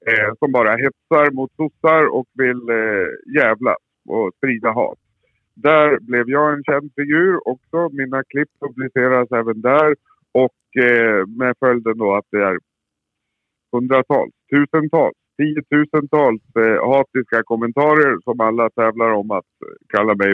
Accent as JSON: {"language": "Swedish", "region": "Västmanland", "country": "Sweden", "also_born_or_lived": "Surahammar", "said": "jag är ifrån Västmanland. Jag representerar Västmanland och eh, bor i Surahammar, en liten bruksort utanför Västerås."}